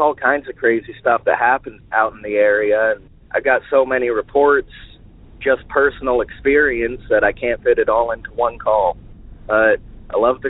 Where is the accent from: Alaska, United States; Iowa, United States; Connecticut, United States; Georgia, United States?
Alaska, United States; I'm from Alaska.